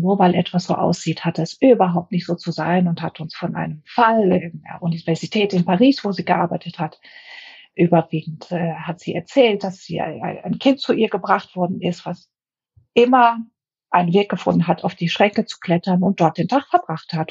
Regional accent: Greece; now in Germany; Ich habe viele Jahre als Griechin in Deutschland gelebt, habe auch einen griechischen Pass gehabt

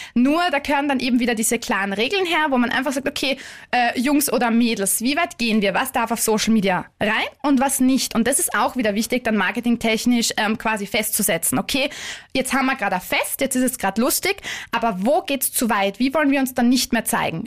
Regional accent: Vienna, Austria; moved away; ich bin ursprünglich Wienerin

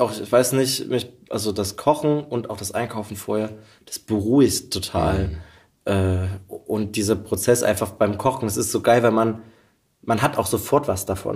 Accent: Pirna, Saxony, Germany; born or raised there

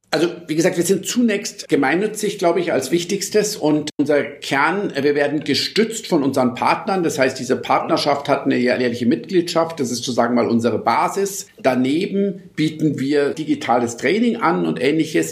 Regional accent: Munich, Bavaria, Germany; also born or lived in Lisbon, Portugal; ich bin tatsächlich in Lissabon geboren und München aufgewachsen

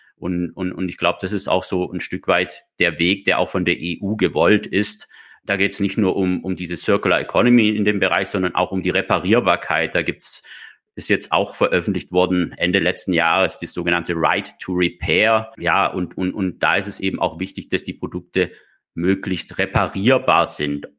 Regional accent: Germany; also born or lived in Baden-Württemberg; bei uns in Deutschland

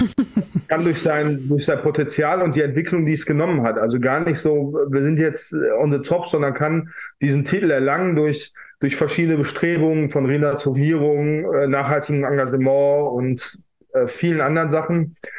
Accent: Essen, North Rhine-Westphalia, Germany; die Stadt Essen, äh, meine Heimatstadt

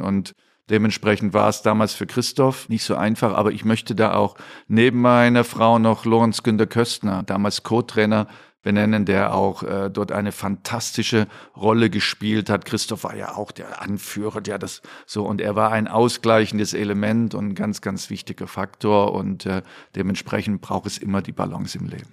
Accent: Dresden, Saxony, Germany; moved away as an adult; natürlich war ich in Dresden sehr verwurzelt, auch ähm, natürlich familiär, aber auch mit Dynamo Dresden

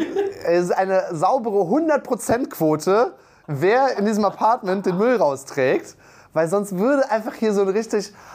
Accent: Aachen, North Rhine-Westphalia, Germany; ich komme aus Aachen, ich komme ja fast aus Köln

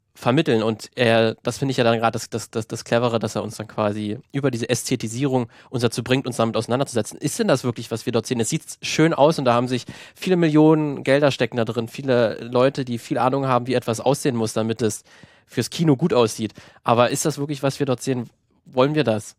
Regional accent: Germany; bin selber Deutscher

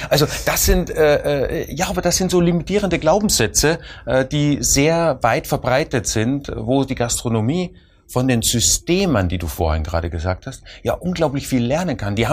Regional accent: Austria; Also ich als Österreicher äh, verfolge immer gern den Schnitzelpreis. Äh, und als Österreicher rede ich natürlich von echten Kalbschnitzel, ne?

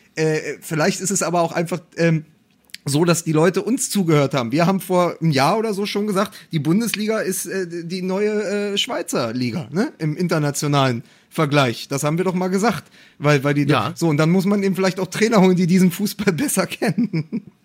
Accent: Berlin, Germany; meine Heimatstadt

